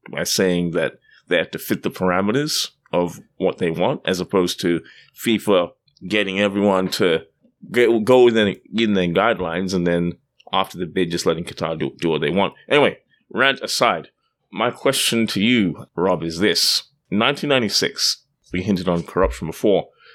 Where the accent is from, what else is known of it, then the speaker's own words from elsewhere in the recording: Australia; now in Canada; as you can tell by my accent, I'm, I'm not from Canada, I'm from Australia